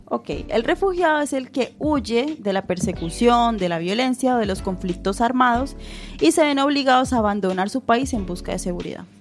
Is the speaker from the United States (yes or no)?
no; Colombia; now in A Coruña, Spain; nosotros nos criamos en Colombia